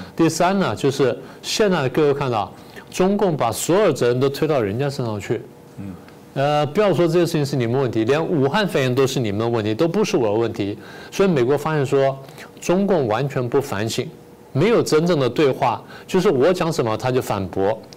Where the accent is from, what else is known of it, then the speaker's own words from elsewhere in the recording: Taiwan; 我们台湾人自己